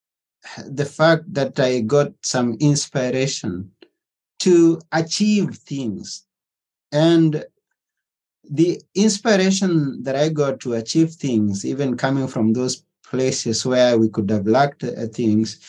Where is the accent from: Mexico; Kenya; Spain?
Kenya; moved away as an adult; now in Athens, Greece; I was born in Africa, Kenya, to be specific. And in a village.